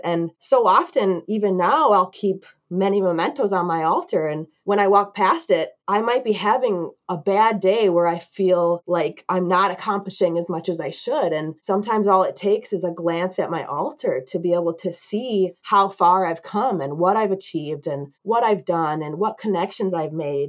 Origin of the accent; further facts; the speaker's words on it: United States; growing up in America